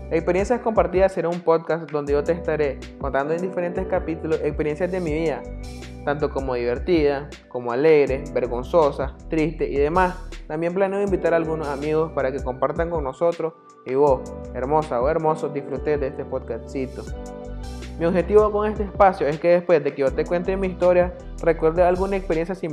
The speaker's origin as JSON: {"language": "Spanish", "country": "Nicaragua", "said": "soy de Nicaragua, tengo la edad de 20 años"}